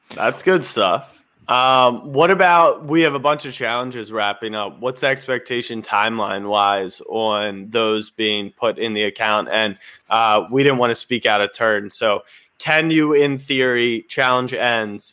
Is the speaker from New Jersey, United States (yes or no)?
no; Maryland, United States; I grew up in Maryland